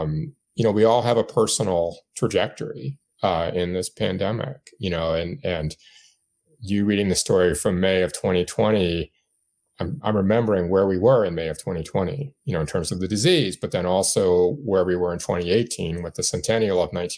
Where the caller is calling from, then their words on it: Blacksburg, Virginia, United States; So I'm in Blacksburg, where the main Virginia Tech campus is, which is a university town in a fairly rural part of Southwest Virginia.